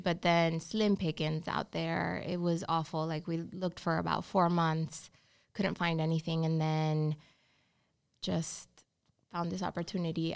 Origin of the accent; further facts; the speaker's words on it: Honduras; English is a second language; moved away as an adult; also born or lived in Georgia, United States; now in Charlotte, United States; I'm from Honduras. Yeah, so born and raised